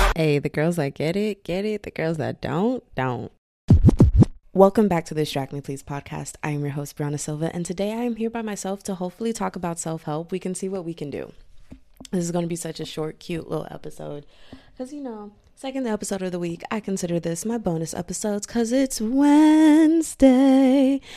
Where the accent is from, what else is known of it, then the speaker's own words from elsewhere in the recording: Texas, United States; I am from Texas, I'm in America